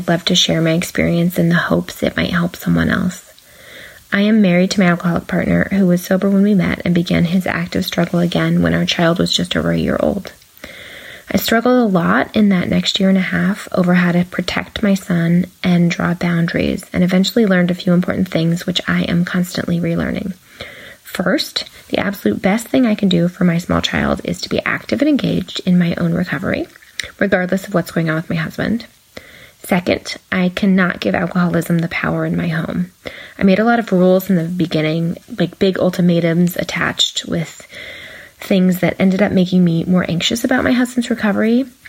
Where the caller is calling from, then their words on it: California, United States; from California